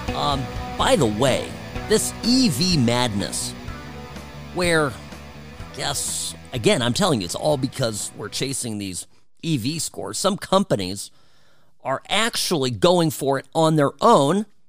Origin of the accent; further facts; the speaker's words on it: United States; we here in the U S